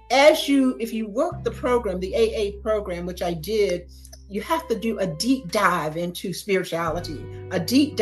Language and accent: English; Gainesville, Florida, United States; moved away as an adult; also born or lived in Tallahassee, Florida; now in Atlanta, United States; I grew up in Gainesville, Florida.